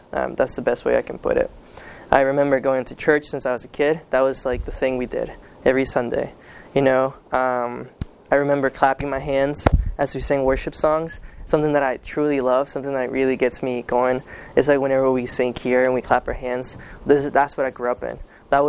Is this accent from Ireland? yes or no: no; Guatemala; born there; Okay, so I was born in Guatemala.